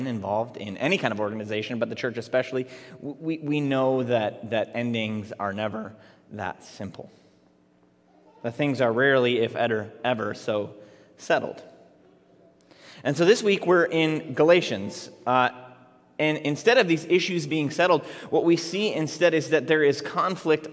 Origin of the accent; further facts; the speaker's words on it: Minneapolis, Minnesota, United States; I grew up in Minneapolis public schools in the 1990s